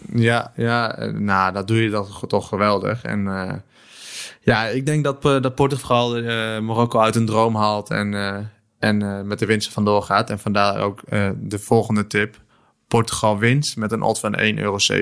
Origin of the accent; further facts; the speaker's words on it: Netherlands; als Nederlander